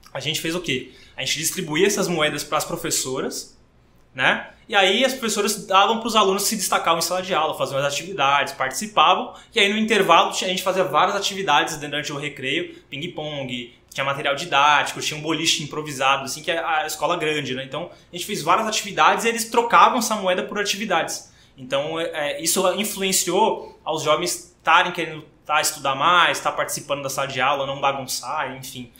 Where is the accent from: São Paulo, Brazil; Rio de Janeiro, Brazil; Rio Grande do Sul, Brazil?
São Paulo, Brazil; Praia Grande; also born or lived in Santos; eu sou nascido em Santos, né? É, todo mundo acha que eu nasci na Praia Grande, mas nasci em Santos. Eu vim pra cá com 4 anos de idade pra Praia Grande